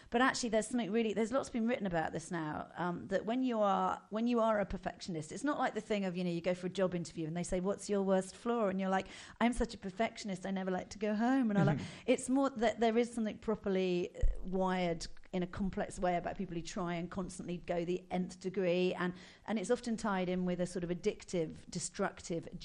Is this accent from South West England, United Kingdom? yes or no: no; Buckinghamshire, South East England, United Kingdom; Where did I grow up? In Buckinghamshire.